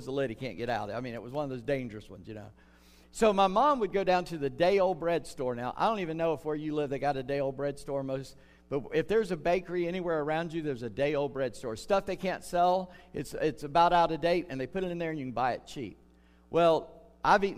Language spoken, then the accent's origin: English; North Charleston, South Carolina, United States; moved away; I grew up in Charleston, North Charleston, South Carolina